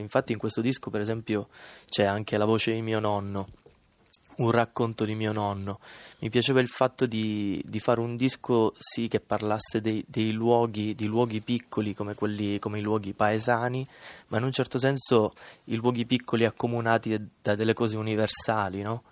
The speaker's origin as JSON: {"language": "Italian", "town": "Misilmeri", "region": "Sicily", "country": "Italy", "tie": "born or raised there", "said": "nel mio paese, che è un paese della provincia di Palermo e si chiama Misilmeri"}